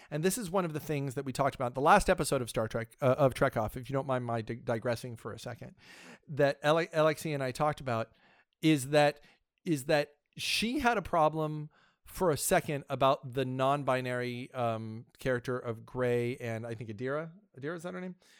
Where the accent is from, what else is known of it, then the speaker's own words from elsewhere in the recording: Washington, District of Columbia, United States; I hail from the Washington, D C area. It's where I, it's where I'm sort of from.